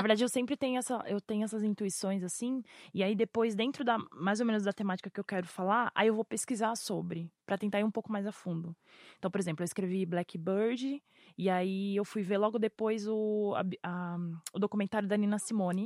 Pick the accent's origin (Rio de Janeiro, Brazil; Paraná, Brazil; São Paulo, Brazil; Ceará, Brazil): São Paulo, Brazil; eu vim da Zona Sul, eu vim do Grajaú, lá da perifa do Terminal Varginha